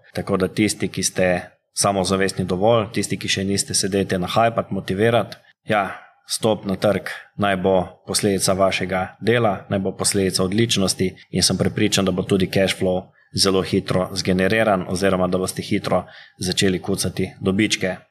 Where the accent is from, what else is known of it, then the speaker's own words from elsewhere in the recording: Slovenia; Slovenci smo vedno bili narod podjetnikov